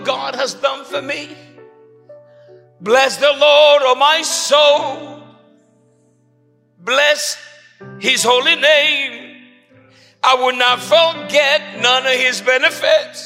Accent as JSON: {"language": "English", "country": "Puerto Rico", "also_born_or_lived": "Chicago / El Paso, Texas", "moved": "yes", "said": "I'm in Puerto Rican"}